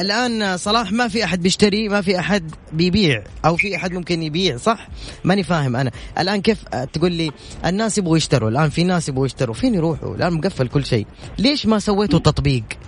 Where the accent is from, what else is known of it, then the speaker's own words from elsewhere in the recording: Saudi Arabia; افتخر انه انا ابن هذه البلد والله العظيم افتخر انه مسقط راسي انا في هذه البلد